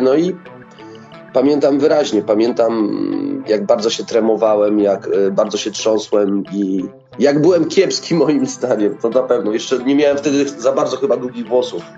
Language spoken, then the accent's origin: Polish; Lubusz Voivodeship, Poland; u nas w Lubuskiem jest nas bardzo mało tych wokalistów